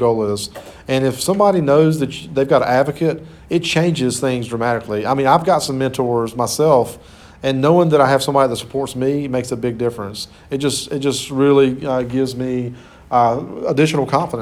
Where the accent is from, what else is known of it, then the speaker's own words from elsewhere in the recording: Clinton, United States; moved away; I'm originally from Clinton